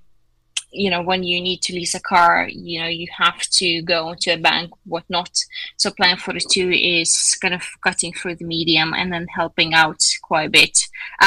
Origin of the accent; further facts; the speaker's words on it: Lithuania; I'm from Lithuania